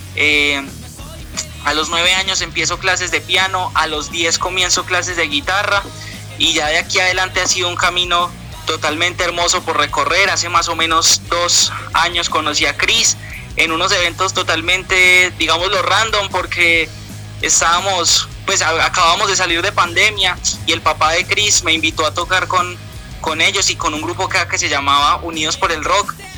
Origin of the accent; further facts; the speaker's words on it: Pereira, Risaralda, Colombia; Somos de Pereira